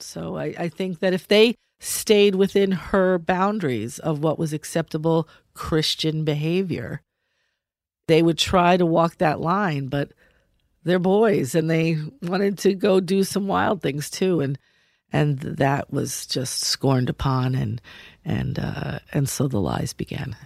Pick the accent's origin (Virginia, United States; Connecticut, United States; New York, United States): New York, United States; New York City; moved away; I come from New York City